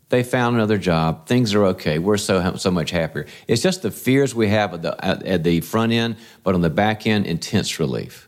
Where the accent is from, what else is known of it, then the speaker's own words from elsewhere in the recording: North Carolina, United States; moved away; also born or lived in California; when I was raised in the South, in North Carolina